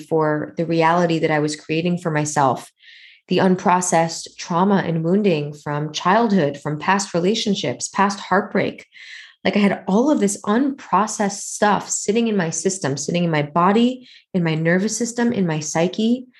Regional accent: New York, United States; moved away as an adult; This whole identity that I had wrapped up in being a New Yorker, in being a particular kind of New Yorker, in being an entrepreneurial New Yorker

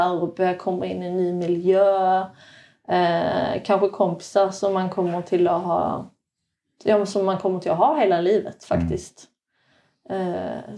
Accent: Sweden; moved away; also born or lived in Norway; känd i Sverige som en tjej som kommer från Norge men jag är ju egentligen svensk

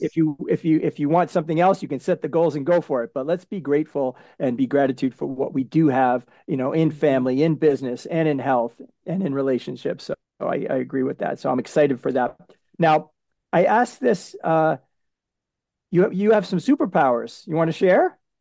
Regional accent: New England, United States; I'm from New England

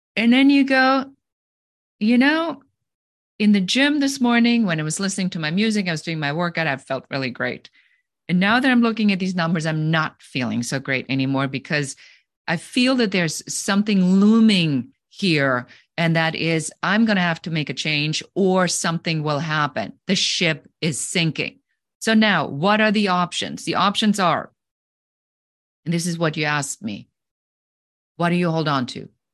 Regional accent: Germany; moved away as an adult; now in United States; I'm originally from Germany

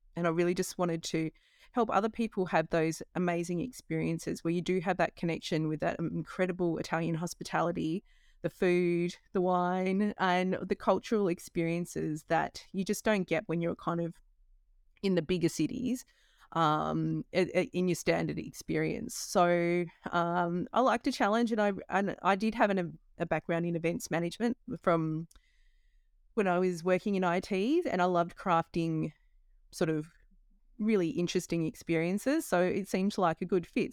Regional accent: Australia; moved away as an adult; I left home when I was eighteen from Australia

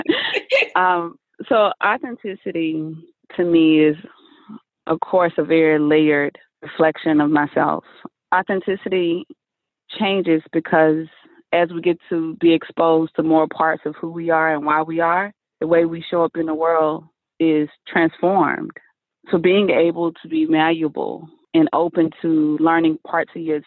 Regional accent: Mississippi, United States; I was raised in Mississippi

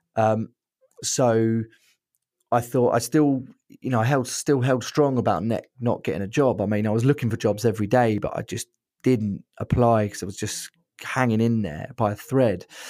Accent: Brighton, South East England, United Kingdom; I'm from Brighton

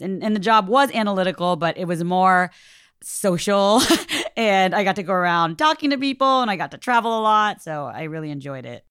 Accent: Orange County, Southern California, United States; I grew up in Orange County in Southern California in the Little Saigon area

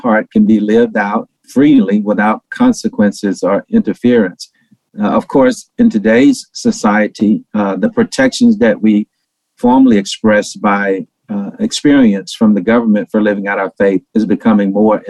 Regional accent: Shreveport, Louisiana, United States; moved away; also born or lived in Atlanta; when I was a little bitty boy growing up in Shreveport, Louisiana

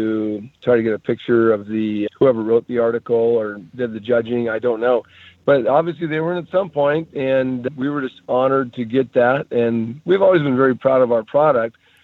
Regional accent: Alaska, United States; moved away; I was born in Alaska and fished for 20 something years

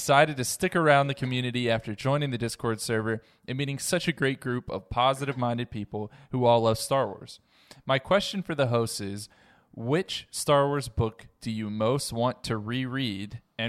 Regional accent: New Jersey, United States; I'm originally from New Jersey, but I've spent the last few years in Michigan for graduate school.

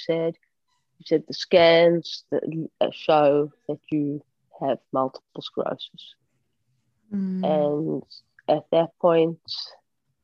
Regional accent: Johannesburg, Gauteng, South Africa; Growing up in Johannesburg

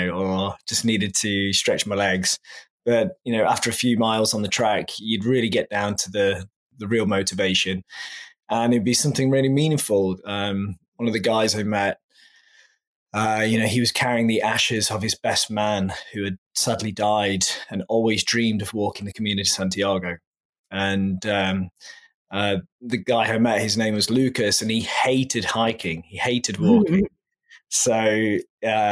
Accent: England, United Kingdom; moved away; I'm originally from England, as your listeners can probably tell from my accent.

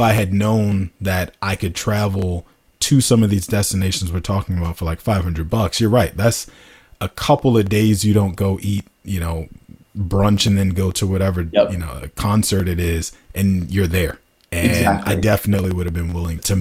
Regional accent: United States; I am that American

